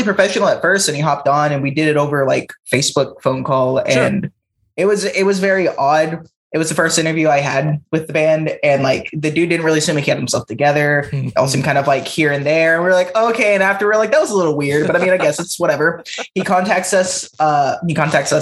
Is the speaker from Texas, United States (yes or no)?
yes; San Antonio, Texas, United States; also born or lived in Fridley, Minnesota; I have been raised in San Antonio for pretty much my whole entire life